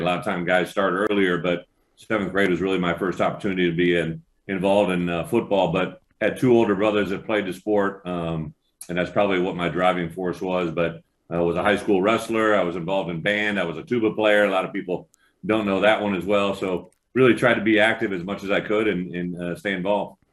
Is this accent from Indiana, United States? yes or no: no; Illinois, United States; moved away as an adult; Illinois, my home state